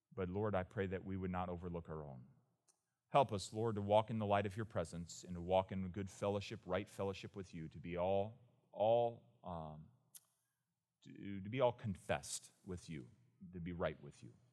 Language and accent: English; United States; as an American